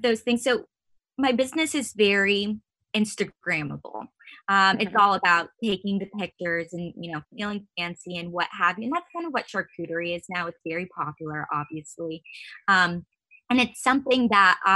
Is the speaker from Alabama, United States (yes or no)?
no; Northern Virginia, United States; I was born and raised in Northern Virginia.